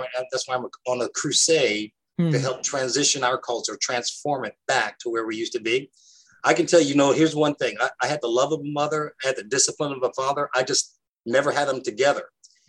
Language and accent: English; New York City, New York, United States; also born or lived in Fort Campbell, Kentucky; We moved from Fort Campbell, Kentucky, home of the 101st Airborne, to Harlem in the late 1960s.